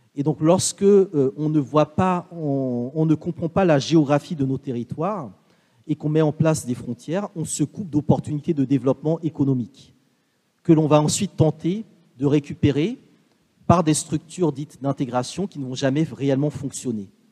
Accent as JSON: {"language": "French", "country": "Benin", "also_born_or_lived": "Martinique", "said": "je suis originaire du Bénin, ma famille vient du nord du Bénin, collée au Togo"}